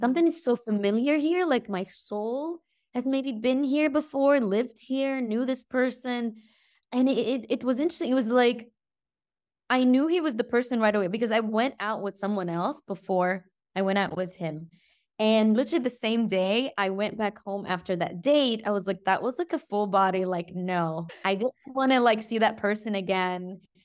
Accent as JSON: {"language": "English", "country": "Egypt", "tie": "born or raised there", "moved": "yes", "lives_now": "Greece", "said": "my hometown, Egypt"}